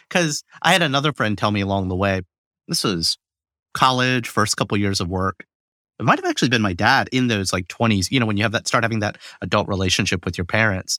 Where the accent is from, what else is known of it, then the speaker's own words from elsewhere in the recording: Alabama, United States; I grew up in Alabama.